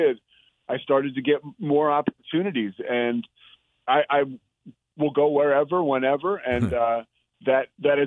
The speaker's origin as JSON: {"language": "English", "area": "outside of Philadelphia", "region": "Pennsylvania", "country": "United States", "tie": "born or raised there", "moved": "yes", "lives_now": "Waco, United States", "said": "growing up outside of Philadelphia"}